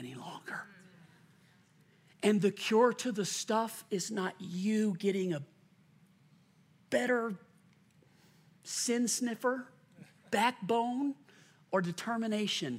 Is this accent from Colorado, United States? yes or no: yes; Lakewood, Colorado, United States; moved away as an adult; also born or lived in Lakeland, Florida / Lexington, Kentucky; Chris and I grew up in Lakewood